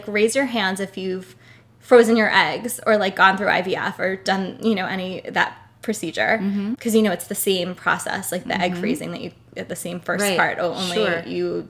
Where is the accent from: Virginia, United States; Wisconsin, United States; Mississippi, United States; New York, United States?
New York, United States; Brooklyn; Oh, I grew up in Brooklyn as well.